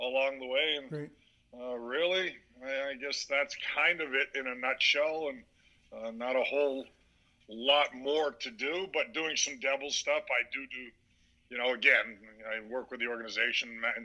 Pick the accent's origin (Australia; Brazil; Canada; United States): Canada; Edmonton, Alberta; also born or lived in Windsor, Ontario; I was born in Windsor, Ontario, and started half of first grade before my father was transferred to Western Canada in Edmonton